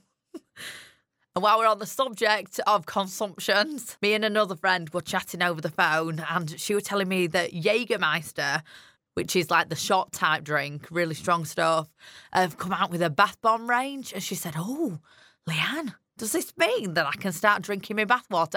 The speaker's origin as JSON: {"language": "English", "region": "Yorkshire and the Humber", "country": "United Kingdom", "accent": "strong Yorkshire", "said": "my strong Yorkshire accent"}